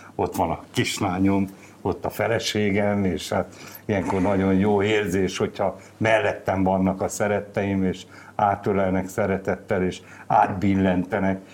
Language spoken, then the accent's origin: Hungarian; Gyomaendrőd, Békés, Hungary; Gyomán születtem, gyomai vagyok, és hát a gyökereim ott vannak